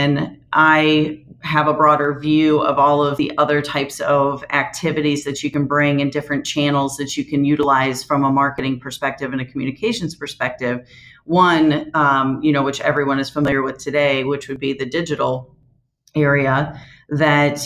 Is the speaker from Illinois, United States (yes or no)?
yes; Moline, Illinois, United States; that was my hometown